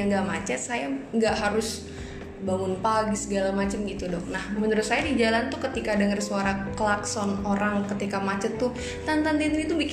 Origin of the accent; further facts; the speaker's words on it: Jakarta, Indonesia; menurut saya sebagai orang Jakarta yang udah 20 mau 24 tahun tinggal di Jakarta